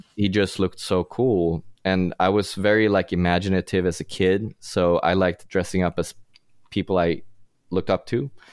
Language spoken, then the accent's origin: English; Sweden; English is a second language; now in Los Angeles, United States; I grew up in Sweden, and I'm trying to hide my accent as best as I can